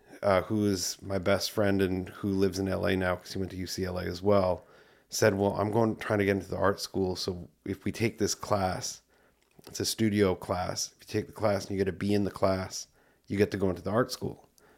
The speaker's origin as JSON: {"language": "English", "town": "Winnipeg", "region": "Manitoba", "country": "Canada", "tie": "born or raised there", "said": "I grew up in Winnipeg, Canada, South Central Saint Patel."}